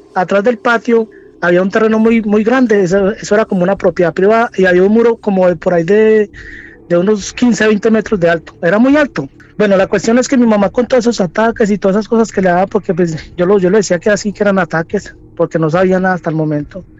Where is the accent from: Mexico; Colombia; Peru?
Colombia; moved away as an adult; now in Santiago, Chile; soy colombiano, pero llevo aquí unos cuantos años radicado aquí en Santiago, en Chile